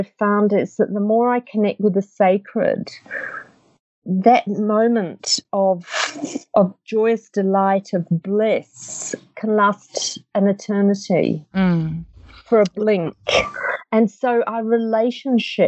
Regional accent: England, United Kingdom; moved away; I grew up in England

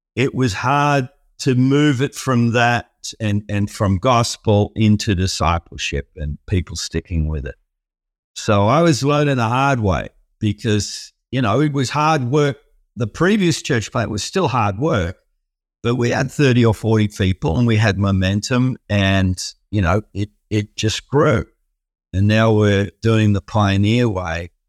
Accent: Melbourne, Victoria, Australia; also born or lived in Sydney; I was born in Sydney and early years there. And, and then most of my life, I've, in Australia, I've, I've lived in Melbourne. We moved down to Melbourne

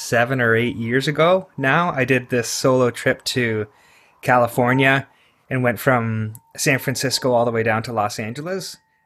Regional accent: Toronto, Ontario, Canada; So I'm in East York in Toronto, Ontario.

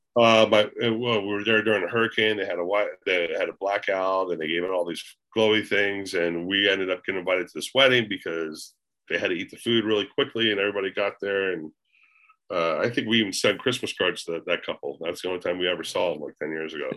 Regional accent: Daytona Beach, Florida, United States; moved away; I was born and raised in Daytona Beach, Florida

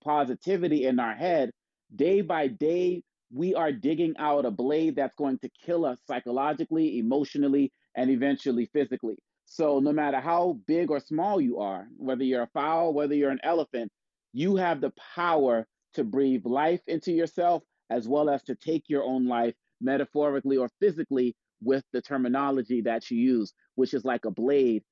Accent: Boston, Massachusetts, United States; growing up in Boston, Massachusetts

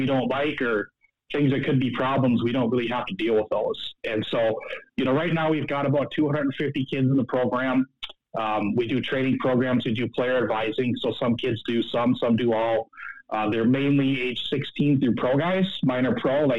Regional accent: Minnesota, United States; also born or lived in Seoul, South Korea; I was born in Seoul, South Korea. I was adopted here as a baby. My parents are Minnesotans

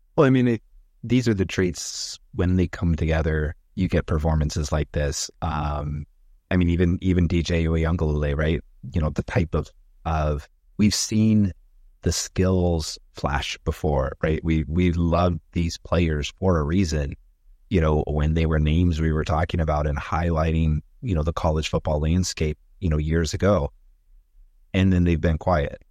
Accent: California, United States; I grew up in California

